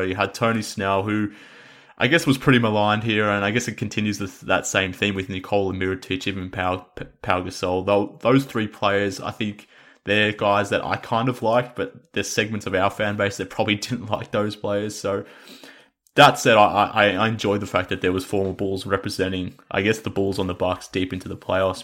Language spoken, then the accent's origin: English; Australia; we're both Australian